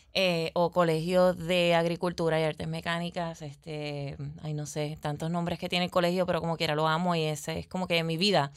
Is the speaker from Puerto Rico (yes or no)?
yes; Peñuelas, Puerto Rico; moved away as an adult; also born or lived in Arecibo; mi pueblito amado, que es el pueblito de Peñuelas, eh, em, me mudo a Arecibo